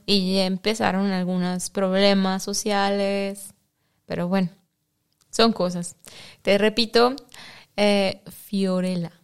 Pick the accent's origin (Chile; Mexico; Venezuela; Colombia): Mexico; now in Netherlands; yo como mexicana